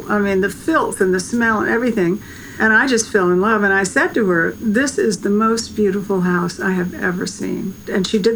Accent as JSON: {"language": "English", "area": "Savannah / Statesboro", "region": "Georgia", "country": "United States", "tie": "born or raised there", "also_born_or_lived": "Statesboro, Georgia", "said": "I grew up with this in Savannah, in a small town in Statesboro, Georgia, which was haunted. And I spent my summers there"}